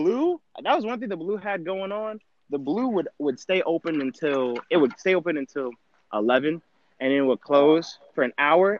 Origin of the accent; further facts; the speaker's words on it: Georgia, United States; Okay, so keep in mind, I came from Georgia. So Georgia, if you're a real Georgian, if you say Mountain Dew, like, you can't not roll that last little bit, the ooh, for like 4 seconds.